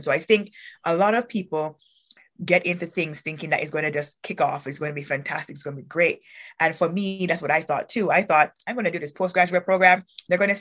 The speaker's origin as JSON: {"language": "English", "town": "Kingston", "country": "Jamaica", "tie": "born or raised there", "also_born_or_lived": "North Dakota", "moved": "as an adult", "lives_now": "Canada", "said": "born and raised in Kingston, Jamaica"}